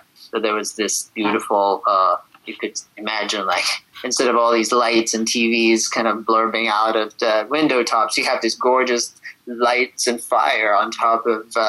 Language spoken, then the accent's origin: English; Shiraz, Fars, Iran; also born or lived in Abadan, Iran; now in New York City, United States; I was born in Abadan, which is down by the Gulf, and then eventually went to Shiraz